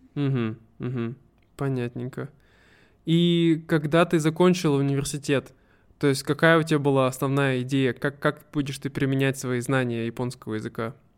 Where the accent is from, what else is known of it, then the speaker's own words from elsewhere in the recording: Russia; moved away; в моей родной деревне, новая разводная